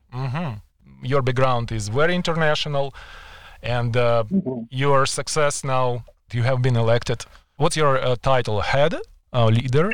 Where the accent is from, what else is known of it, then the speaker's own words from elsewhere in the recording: Kyiv, Ukraine; English is a second language; moved away as an adult; now in Canada; I am just back from visiting Ukraine, my hometown of Kiev